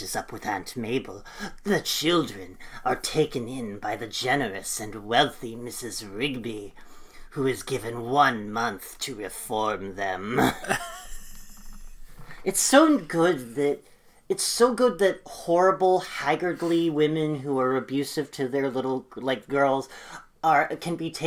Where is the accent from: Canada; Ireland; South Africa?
Ireland; the experience of being Irish